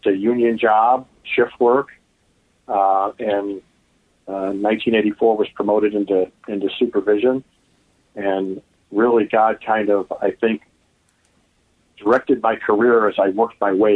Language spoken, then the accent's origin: English; Oak Park, Illinois, United States; also born or lived in Chicago / Downers Grove; I was born in Chicago and raised in Oak Park